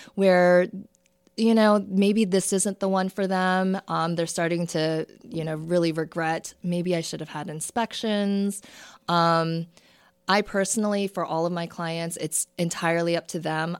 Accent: Towson, Maryland, United States; also born or lived in South Korea / Baltimore / Perry Hall, Maryland; now in Bel Air, United States; I grew up in the Towson, Parkville area.

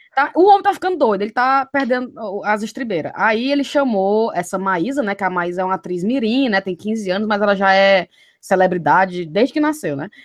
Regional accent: Fortaleza, Ceará, Brazil; moved away; depois que eu saí de Fortaleza

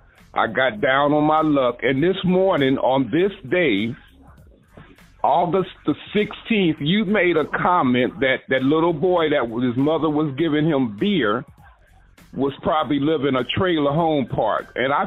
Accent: Los Angeles, California, United States; now in Georgia, United States; I live in Beaufort, Georgia. Born and raised in Los Angeles, California. Delivered mail for the post office 22 years. I live in a mobile home park here in Georgia.

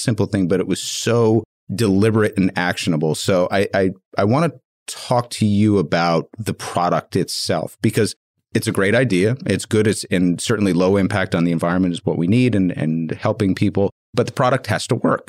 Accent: New York, United States; I'm not from a warm weather spot. I'm from New York

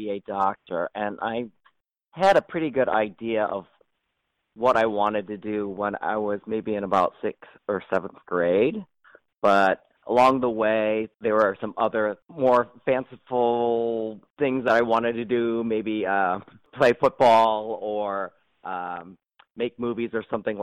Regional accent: Ann Arbor, Michigan, United States; also born or lived in Cincinnati, Ohio; I was born and raised in Ann Arbor, Michigan

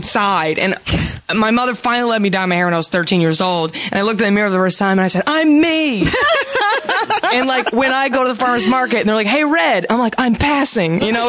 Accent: Dallas, Texas, United States; now in Los Angeles, United States

